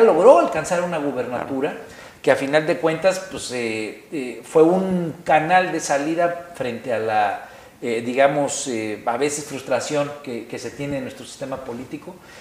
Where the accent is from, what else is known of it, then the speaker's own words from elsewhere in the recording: Guerrero, Mexico; yo soy de Guerrero